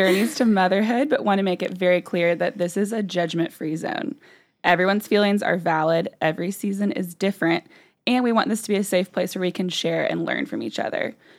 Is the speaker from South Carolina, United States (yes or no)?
yes; Anderson, South Carolina, United States; now in Greenville, United States; I'm originally from Anderson, South Carolina. After a few moves, my husband, Neil, and I have landed here in Greenville, South Carolina